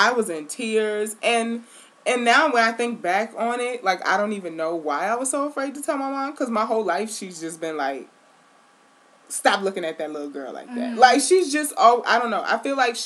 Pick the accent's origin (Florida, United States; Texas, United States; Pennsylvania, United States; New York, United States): New York, United States; New York City; growing up in Queens